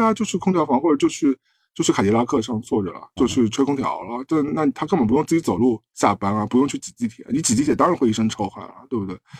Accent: China; 对于我们中国人来说，有时候有些匪夷所思

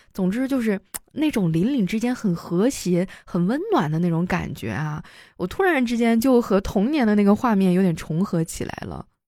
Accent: Harbin, Heilongjiang, China; moved away; 我老家哈尔滨

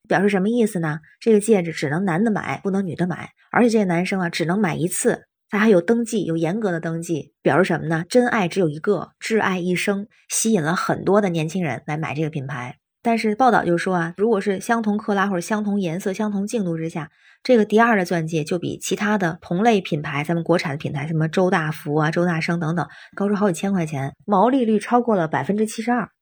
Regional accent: Tianjin, China; now in Beijing, China; 我是天津人，现在北京

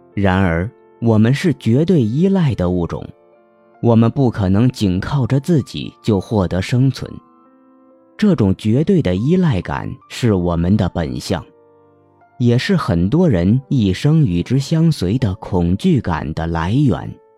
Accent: Hunan, China; 我们湖南人不区分前后鼻音

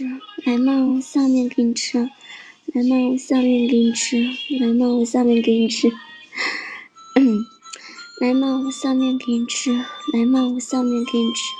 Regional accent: Guang'an, Sichuan, China; 我是四川的。

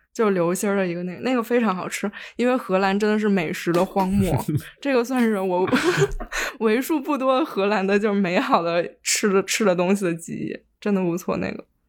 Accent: Liaoning, China; moved away; 我小时候在辽宁

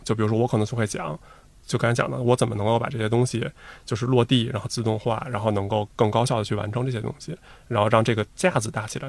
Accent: Beijing, China; 因为我从小就在北京，所以其实在，我也没有想过去别其他地方就业

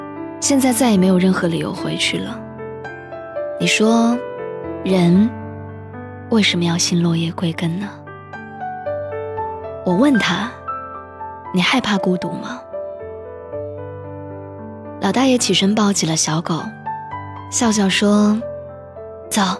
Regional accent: Qingdao, Shandong, China; 他又问我说：“你老家是哪里的？”我说：“是青岛。”

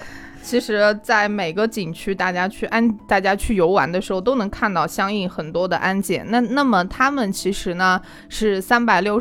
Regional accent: Korla, Xinjiang, China; Hello，大家好， … 我来自新疆库尔勒。

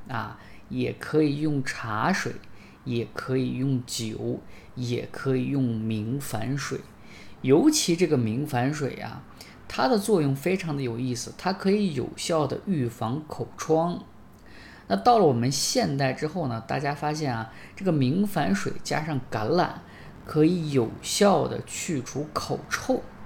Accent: China

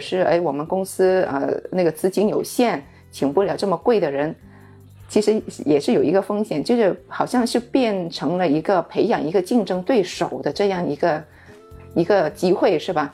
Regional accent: Guangzhou, Guangdong, China; 我们广州人这些就是本土人

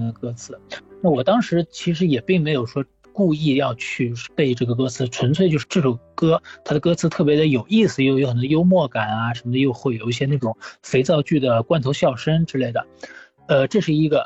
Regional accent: Shanghai, China; now in Spain; 上海，我是在上海长大的

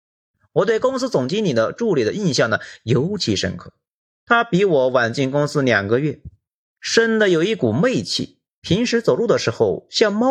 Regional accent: Hunan, China; moved away as an adult; also born or lived in Shenzhen; 我湖南人什么场面没见过啊？

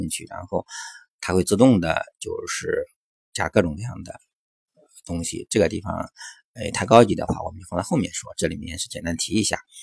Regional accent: China; 我们中国的孩子

